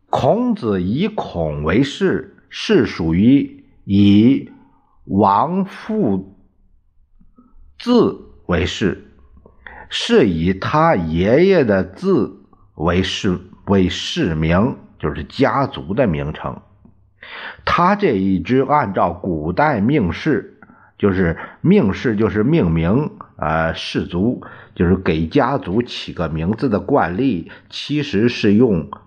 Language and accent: Chinese; Puyang, Henan, China; 在我们老家这个濮阳